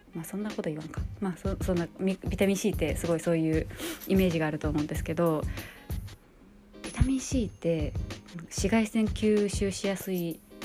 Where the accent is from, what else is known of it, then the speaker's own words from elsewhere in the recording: Hiroshima, Japan; 私広島県出身